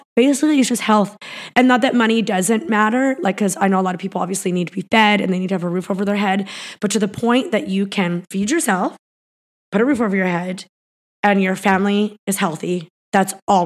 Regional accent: Peace River, Alberta, Canada; moved away; I came from Peace River, Alberta. I lived in like a pretty basic little house. My dad lived in a trailer.

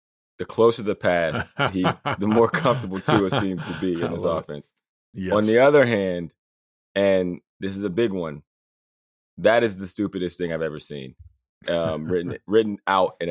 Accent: Johnstown, United States; now in Los Angeles, United States; my hometown

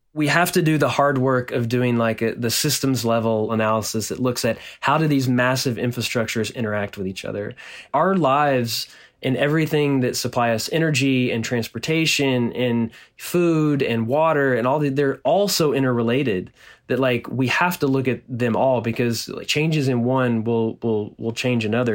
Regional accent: Nacogdoches, Texas, United States; my hometown in, in Nacogdoches, Texas, which is a small town in East Texas

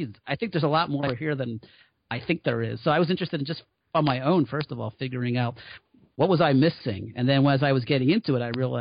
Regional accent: Trenton, New Jersey, United States; when I grew up in the 70s in my neighborhood in Trenton

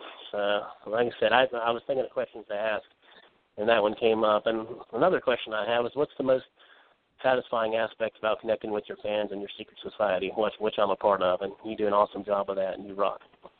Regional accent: West Virginia, United States; from West Virginia

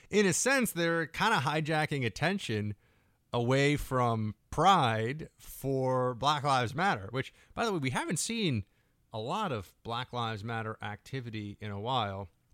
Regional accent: New York, United States; as a New Yorker

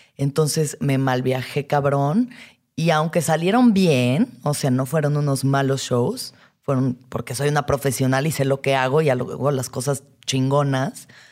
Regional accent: Mexico; las expectativas como mujer mexicana

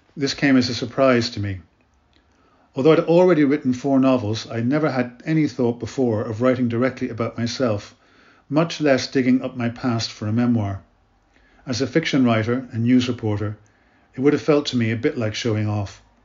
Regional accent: Ireland; also born or lived in Canada / Africa / Middle East; I was born in Canada and brought up in Ireland, where I live now in Dublin

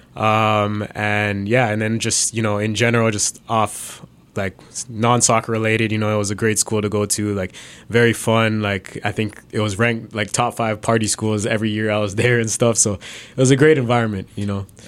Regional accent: Brampton, Ontario, Canada; I was born in Canada. I grew up in Brampton

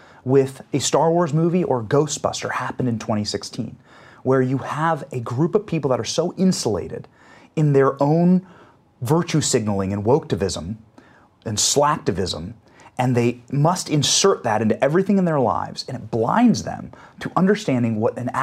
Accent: Iowa, United States; I was raised in Iowa

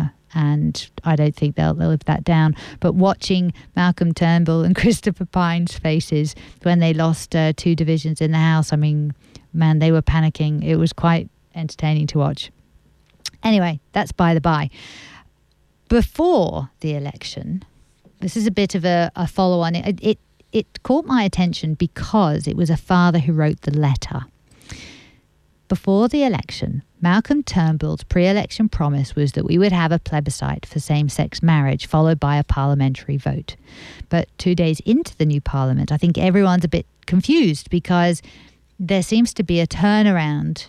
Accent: England, United Kingdom; now in Australia; I'm English

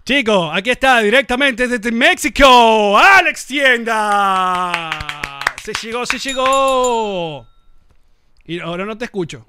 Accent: Venezuela; also born or lived in Caracas; yo como venezolano

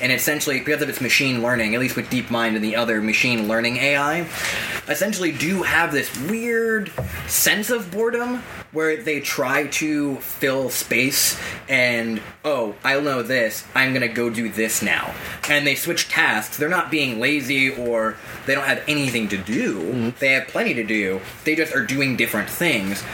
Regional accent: Massachusetts, United States; I grew up in Middle America in Massachusetts.

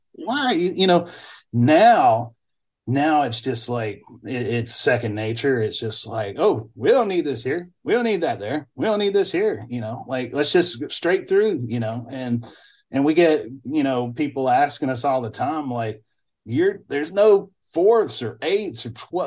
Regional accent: Bolton, Mississippi, United States; moved away as an adult; also born or lived in Alabama; now in Vancouver, Canada; I grew up at the four way stop in Bolton, Mississippi

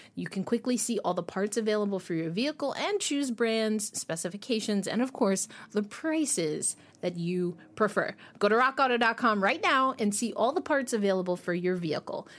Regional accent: New York, United States; I'm from New York

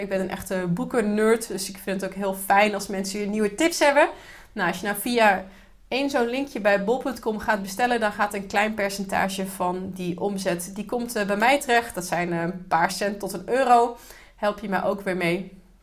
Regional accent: Netherlands; als Nederlander

